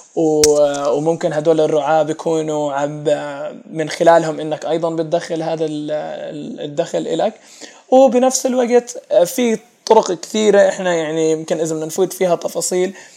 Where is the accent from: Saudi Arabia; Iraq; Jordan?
Jordan; عندنا في الاردن